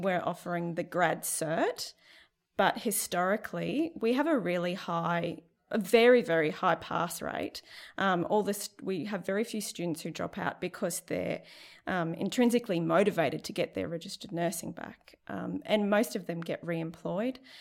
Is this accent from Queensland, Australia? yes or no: yes; Central Queensland, Australia; now in Cairns, Australia; I'm from Seek, Central Queensland.